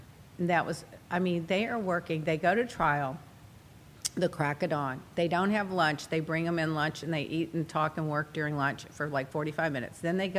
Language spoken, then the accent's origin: English; United Kingdom; It's just a fox. I'm British. I see a fox every week.